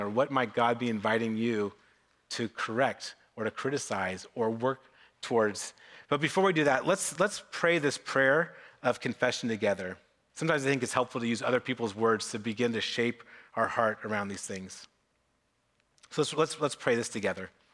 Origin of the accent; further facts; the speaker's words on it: Novato, California, United States; I grew up in Novato